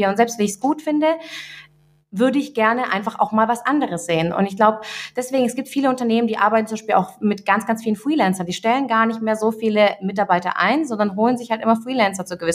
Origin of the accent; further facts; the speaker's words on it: Russia; now in Germany; Also ich kenne ich auch selber, auch meine Eltern, wir kommen, wir sind aus Russland hier eingewandert.